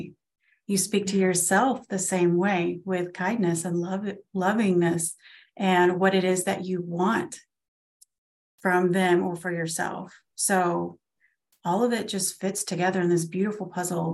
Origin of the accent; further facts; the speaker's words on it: Florida, United States; We live in Florida, where we just moved from my hometown to a town about an hour away